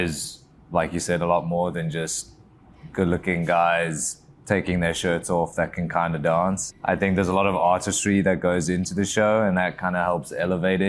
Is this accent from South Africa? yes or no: yes; South Africa; moved away as an adult; also born or lived in England; now in United States; Originally, I'm from South Africa, born and raised. I moved out to England when I was 18